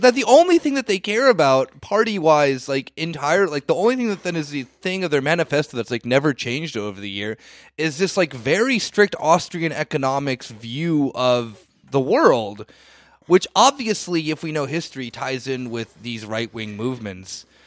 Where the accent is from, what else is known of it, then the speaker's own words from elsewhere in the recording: United States; now in Germany; I'm saying this as an American who lives in Germany